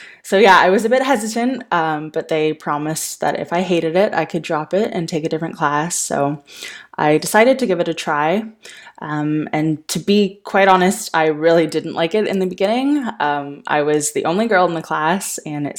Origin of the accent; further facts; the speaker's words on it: Ottawa, Ontario, Canada; I am originally from Ottawa here in Canada